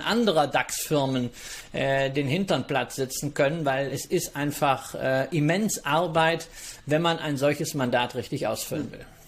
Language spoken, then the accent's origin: German; North Rhine-Westphalia, Germany; also born or lived in Berlin / Mallorca; meinem Heimatbundesland NRW